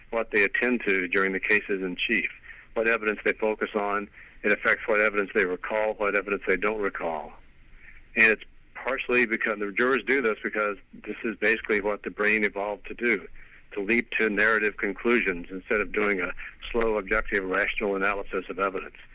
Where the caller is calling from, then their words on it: Pasadena, California, United States; I'm in Pasadena, California.